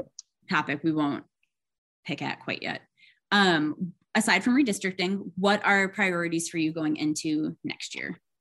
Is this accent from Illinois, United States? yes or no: no; Oshkosh, Wisconsin, United States; moved away; I grew up in Wisconsin